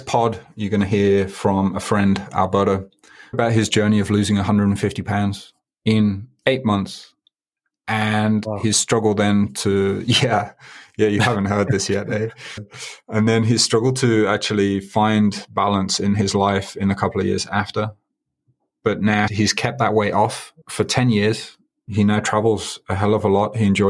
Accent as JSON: {"language": "English", "town": "Birmingham", "region": "West Midlands", "country": "United Kingdom", "moved": "yes", "lives_now": "Tokyo, Japan", "said": "I do consider Japan home. I've been here 16 years. I'm originally from Birmingham. I was there last week."}